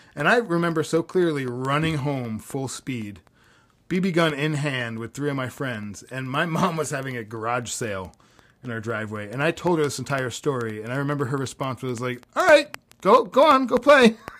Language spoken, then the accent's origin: English; Florida, United States; growing up in Florida